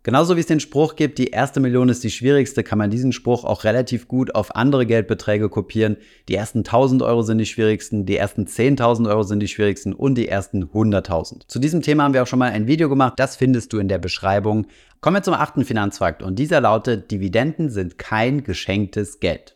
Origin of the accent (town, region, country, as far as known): Germany